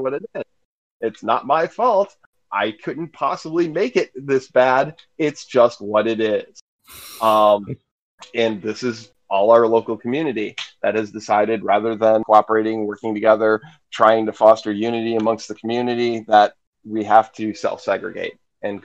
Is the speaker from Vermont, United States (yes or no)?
no; Atlanta, Georgia, United States; I'm from Atlanta